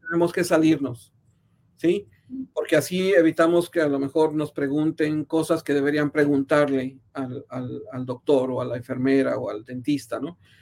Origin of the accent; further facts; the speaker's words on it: San Luis Potosí, Mexico; moved away as an adult; also born or lived in Mexico City / San Francisco; now in Kansas City, United States; yo nací en la Ciudad de México, pero crecí en San Luis Potosí, en el centro de, México